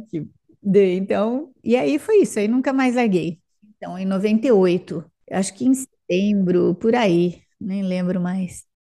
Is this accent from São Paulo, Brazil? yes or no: yes; Araçatuba, São Paulo, Brazil; now in São José do Rio Preto, Brazil; Pertinho daqui, Araçatuba